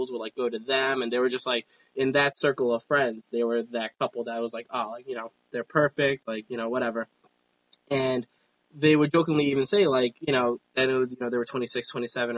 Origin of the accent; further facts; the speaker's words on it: New York, United States; I'm a New Yorker